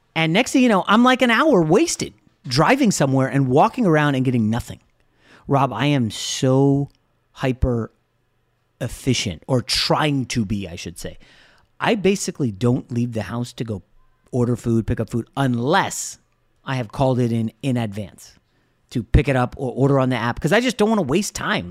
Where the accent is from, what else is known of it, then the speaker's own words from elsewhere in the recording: United States; I'm American